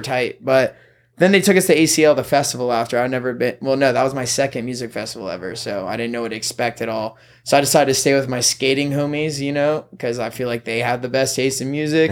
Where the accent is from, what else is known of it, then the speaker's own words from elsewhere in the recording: Irmo, South Carolina, United States; moved away as an adult; now in Los Angeles, United States; I'm from South Carolina, Irmo, like, right in the middle of Columbia, to be exact